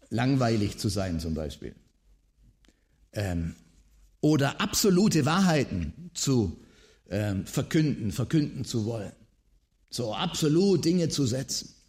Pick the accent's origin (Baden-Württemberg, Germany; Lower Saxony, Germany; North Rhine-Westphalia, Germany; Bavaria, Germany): Baden-Württemberg, Germany; Als Schwabe weiß man mit dem VfB Stuttgart, das funktioniert nicht.